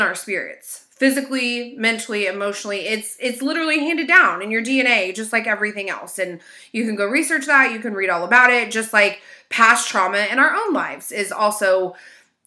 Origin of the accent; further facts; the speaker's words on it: United States; I am an American and we do live in what is considered a melting pot